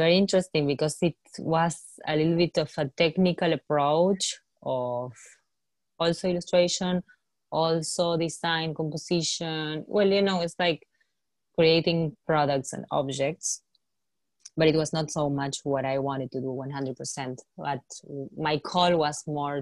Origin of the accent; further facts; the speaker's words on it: Argentina; growing up in Argentina, we faced so many crises